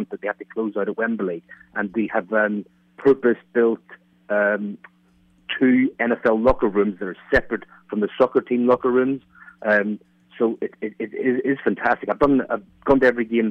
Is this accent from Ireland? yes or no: yes; Ireland; now in London, United Kingdom; I'm actually an Irish Giants fan. I'm living in London